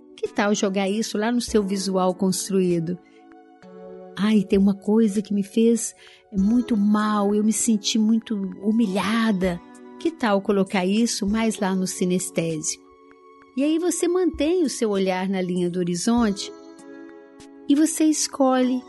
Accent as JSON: {"language": "Portuguese", "town": "Araújos", "region": "Minas Gerais", "country": "Brazil", "tie": "born or raised there", "said": "quando eu era criança ainda, lá no interior de Minas, em Araújos, na cidade onde eu nasci"}